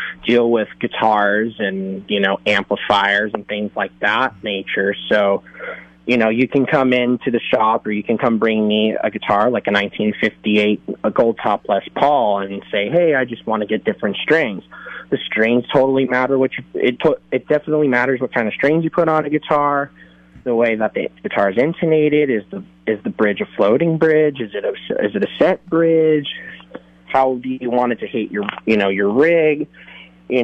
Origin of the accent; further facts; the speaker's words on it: Thousand Oaks, California, United States; I was born and I grew up in Ventura County, Thousand Oaks